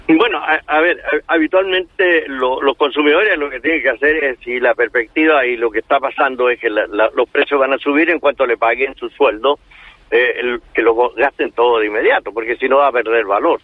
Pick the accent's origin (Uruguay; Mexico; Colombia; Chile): Chile; aquí en Chile